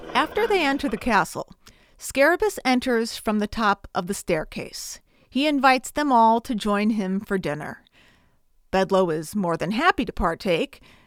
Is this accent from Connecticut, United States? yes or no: yes; Bristol, Connecticut, United States; I'm from Bristol, Connecticut